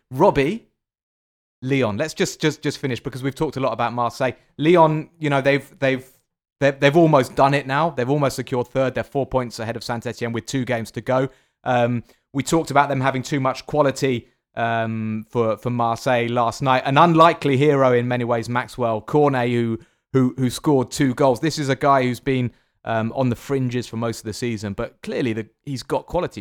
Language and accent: English; England, United Kingdom; I'm from England